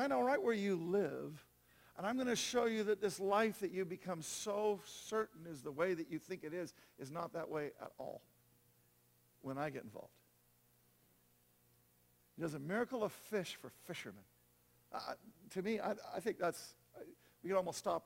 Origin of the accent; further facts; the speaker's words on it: Los Angeles, California, United States; moved away; I come from Venice Beach, California.